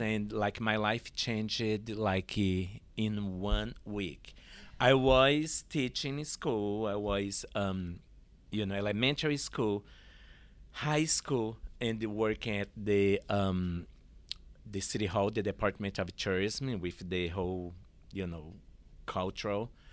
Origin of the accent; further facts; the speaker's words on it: Olinda, Pernambuco, Brazil; English is a second language; moved away as an adult; also born or lived in San Francisco Bay Area, California; now in Portland, United States; I was born in Olinda, Pernambuco.